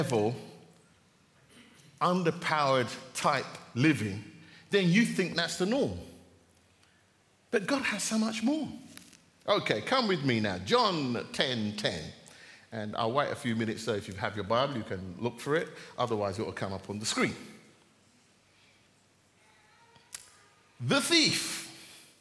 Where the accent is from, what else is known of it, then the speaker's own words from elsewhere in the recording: Jamaica; I'm Jamaican